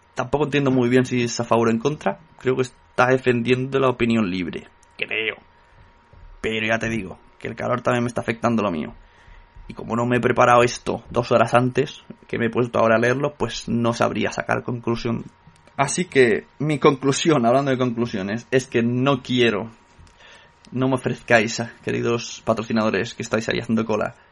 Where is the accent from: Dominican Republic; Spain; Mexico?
Spain; Catalonia; soy catalán